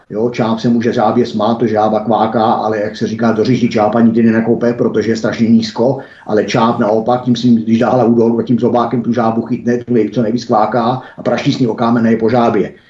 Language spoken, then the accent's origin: Czech; Czechia; my Češi